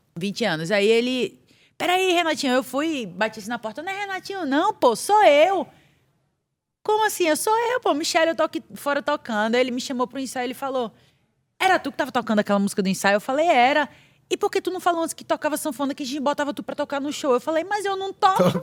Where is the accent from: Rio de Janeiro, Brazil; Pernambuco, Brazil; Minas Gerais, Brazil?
Pernambuco, Brazil; Barreiros; now in São Paulo, Brazil; pernambucana, cabra da peste, pernambucana de Barreiros, Pernambuco.